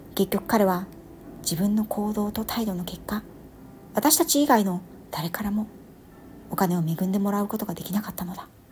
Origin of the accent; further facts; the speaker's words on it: Japan; 自分が何という恵まれた国に生まれ育った